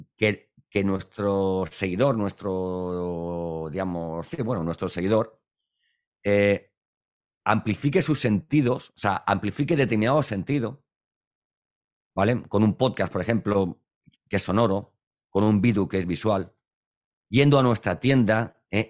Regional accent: Valencian Community, Spain; Para los que somos valencianos

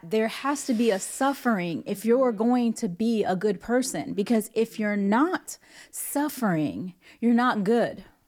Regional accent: New York City, New York, United States; moved away; also born or lived in Hollywood; growing up in the Bronx

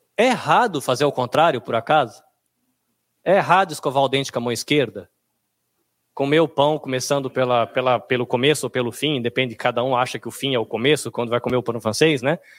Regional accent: Brazil; now in Japan; nós que somos brasileiros aqui no Japão

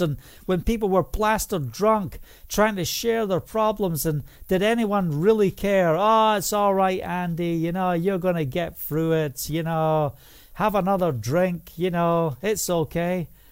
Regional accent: Scotland, United Kingdom; preach in the, the rain and the noon in Scotland, and I walk the two miles home

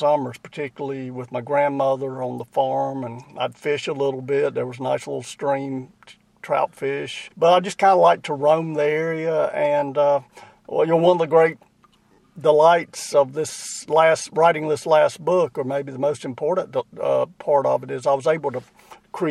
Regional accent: Boiling Springs, North Carolina, United States; also born or lived in Chester, South Carolina; I grew up in Boiling Springs, North Carolina, best known for having been the birthplace of Earl Scruggs.

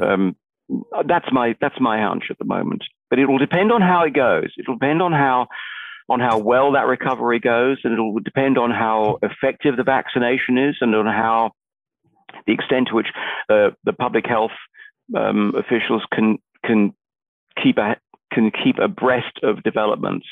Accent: England, United Kingdom; moved away as an adult; now in Australia; I'm a migrant from the United Kingdom, where I was born and brought up, uh, from England

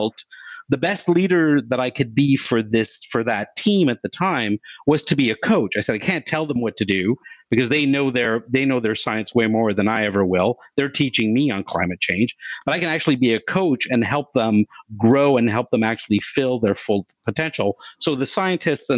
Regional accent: Canada; I'm Canadian

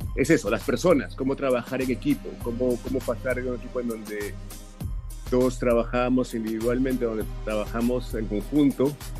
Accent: Peru; now in Sarasota, United States; Soy originalmente de Perú

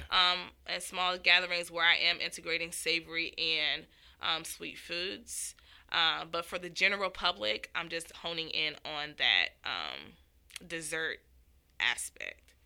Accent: Miami, Florida, United States; I'm from Miami, Florida

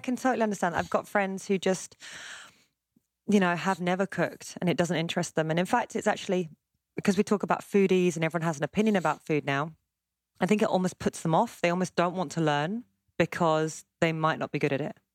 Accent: Surbiton, London, United Kingdom; I live in London. I grew up mostly in southwest London, so it's called Greater London now, as London keeps expanding. In a place called Surbiton, part of Kingston, near Wimbledon.

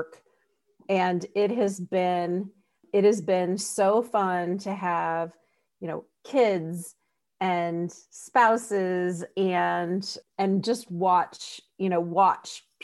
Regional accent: Columbus, Ohio, United States; I'm actually from Columbus

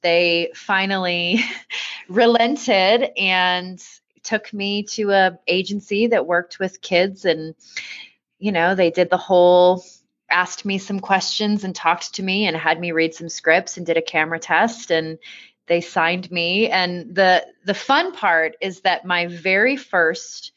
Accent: Vancouver, British Columbia, Canada; also born or lived in East Coast of Canada; now in Colorado Springs, United States; I was born on the East Coast of Canada, but I spent most of my growing up in Vancouver, BC, and that is definitely what I would still consider home

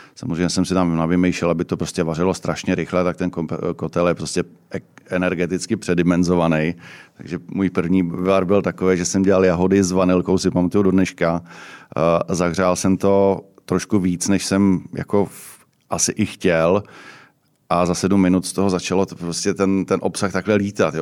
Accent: Ústí nad Labem, Ústí nad Labem Region, Czechia; já jsem asi nejstarší ústečák

